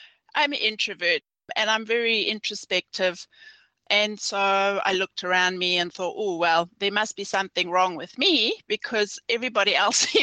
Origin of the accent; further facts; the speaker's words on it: South Africa; now in New Zealand; I was born in South Africa, and this was during the apartheid era.